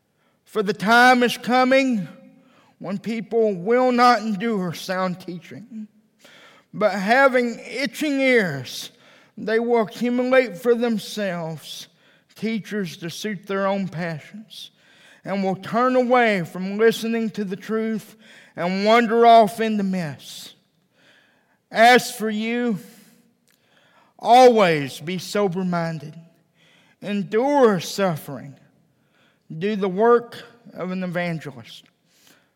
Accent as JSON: {"language": "English", "region": "Texas", "country": "United States", "moved": "yes", "lives_now": "Provo, United States", "said": "I'm originally from Texas"}